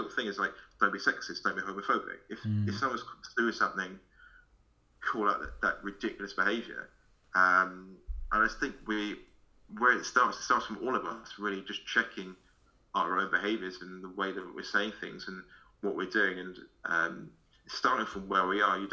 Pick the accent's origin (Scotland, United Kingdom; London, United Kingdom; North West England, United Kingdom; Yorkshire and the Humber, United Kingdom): London, United Kingdom; I'm from London.